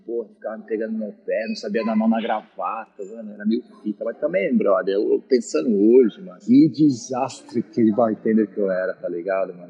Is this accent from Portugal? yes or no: no; Araras, São Paulo, Brazil; moved away; Eu sou de uma cidade do interior de São Paulo chamada Araras